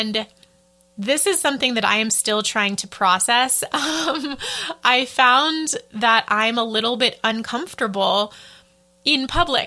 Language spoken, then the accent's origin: English; United States; moved away as an adult; I'm an American